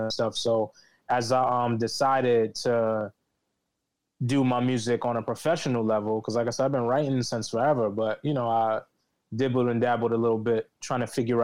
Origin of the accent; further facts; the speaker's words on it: New York City, New York, United States; I reside in the Bronx, New York, but I was born and raised in Harlem and the Bronx